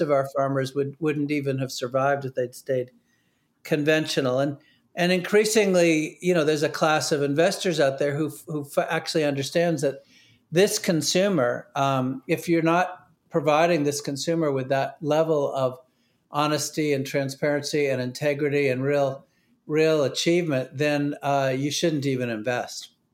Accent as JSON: {"language": "English", "region": "New Hampshire", "country": "United States", "tie": "born or raised there", "said": "I grew up in New Hampshire"}